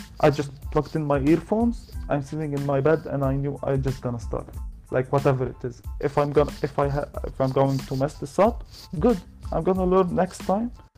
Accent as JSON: {"language": "English", "country": "Lebanon", "said": "I'm from Lebanon"}